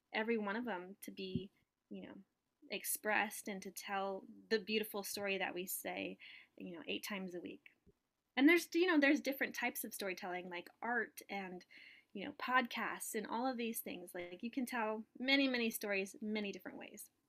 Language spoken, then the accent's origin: English; Southern California, United States; moved away as an adult; now in New York, United States; I'm from Southern California originally, and I was born and raised there